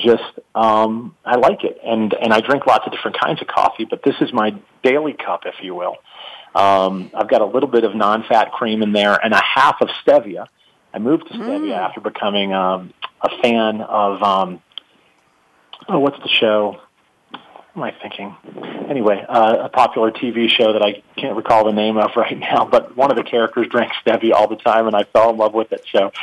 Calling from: Atlanta, Georgia, United States; …, calling from Atlanta, Georgia as well.

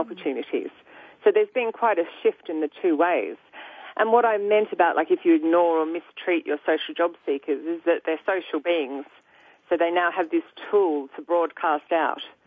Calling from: London, United Kingdom; I'm also calling from London.

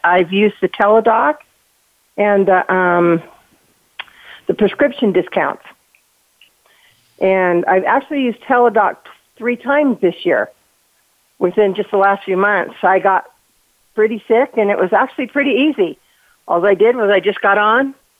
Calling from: Utah, United States; I'm calling from Utah.

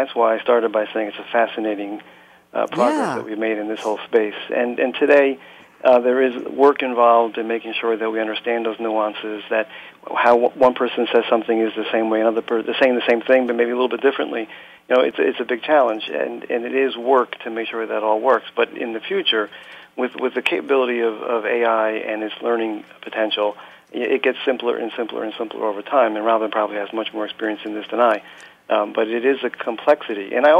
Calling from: New Jersey, United States; I am calling from Central New Jersey, as I often

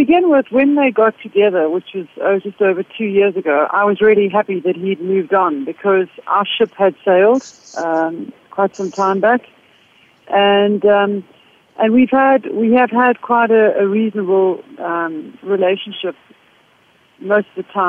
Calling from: Johannesburg, Gauteng, South Africa; Yes, I'm calling from Johannesburg in South Africa.

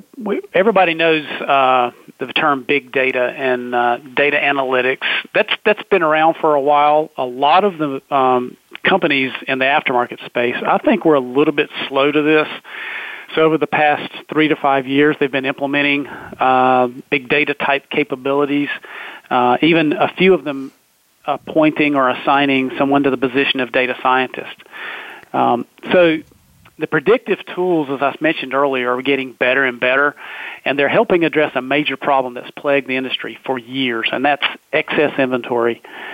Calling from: Research Triangle Park, North Carolina, United States; Well, I'm located in Research Triangle Park, North Carolina.

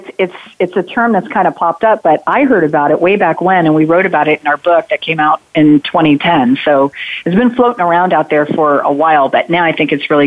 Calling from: Atlanta, Georgia, United States; So I'm calling in from Atlanta, Georgia, where we had 98% visibility on that solar eclipse yesterday.

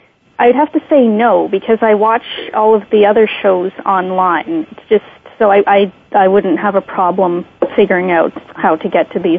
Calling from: Canada; I'm calling from Canada

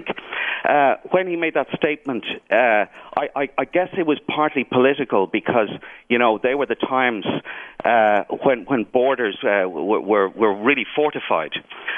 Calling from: Dublin, Leinster, Ireland; Dublin, Ireland.

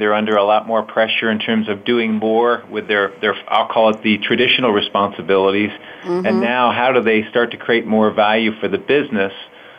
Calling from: Philadelphia, Pennsylvania, United States; I'm calling from Philadelphia, Pennsylvania.

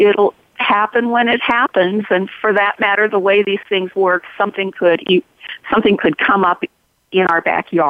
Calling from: Sisters, Oregon, United States; Well, from my office in Sisters, Oregon, edge of the Circle of Fire. Dry side of Oregon.

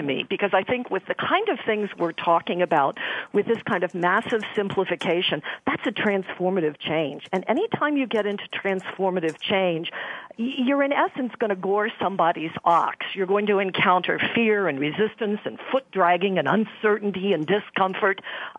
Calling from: Houston, Texas, United States; I am calling from Houston, Texas

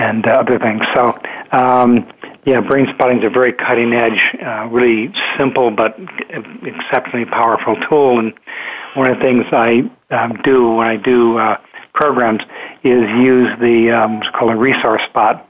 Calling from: Lafayette, California, United States; I'm calling from Lafayette, California, where I live

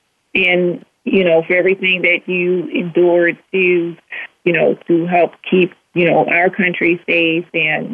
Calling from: Richmond, Virginia, United States; I'm calling from Richmond, Virginia.

